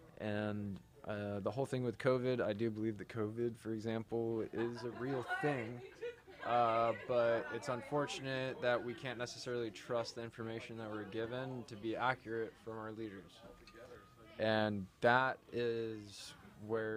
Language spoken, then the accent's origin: English; Orange County, California, United States; I grew up Orange County. I'm OG surfer.